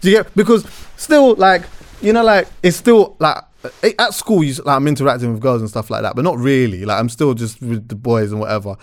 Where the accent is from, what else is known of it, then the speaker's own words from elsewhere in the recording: England, United Kingdom; Growing up in England